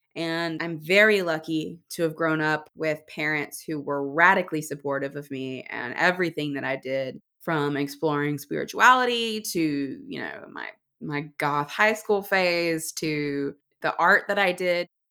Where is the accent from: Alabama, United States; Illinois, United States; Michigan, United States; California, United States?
Alabama, United States; I was born and raised in Alabama